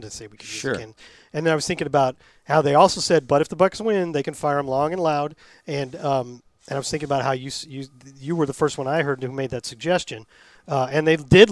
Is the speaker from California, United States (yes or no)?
no; Norman, Oklahoma, United States; Norman, that's right. I was born on the campus